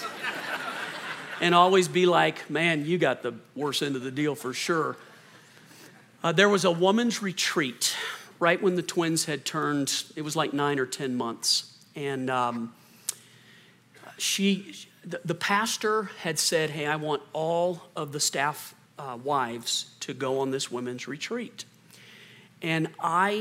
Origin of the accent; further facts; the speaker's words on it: Colorado, United States; moved away as an adult; also born or lived in Lexington, Kentucky; we moved back to Colorado. This is where Chris is from, and I grew up most of my life here